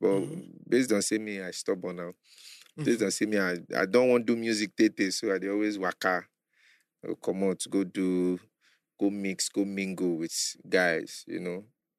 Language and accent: English; Lagos, Nigeria; also born or lived in Ibadan; I grew up in Mushin with my parents. I get papa, I get mama, I'm a twin.